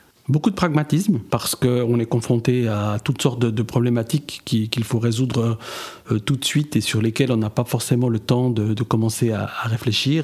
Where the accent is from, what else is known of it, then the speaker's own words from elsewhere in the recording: Neuchâtel, Switzerland; géographiquement, je viens de Neuchâtel, avec des origines au Portugal.